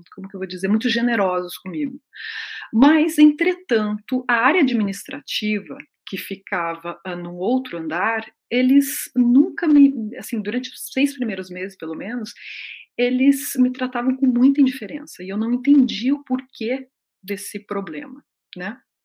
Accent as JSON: {"language": "Portuguese", "country": "Brazil", "also_born_or_lived": "Mexico / Peru", "moved": "as an adult", "said": "eu sou brasileira, que eu estou vindo para cá, que eu estou me adaptando"}